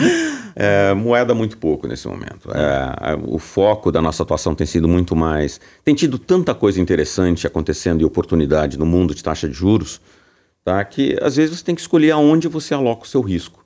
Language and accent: Portuguese; São Paulo, Brazil; eu sou paulista, né, de São Paulo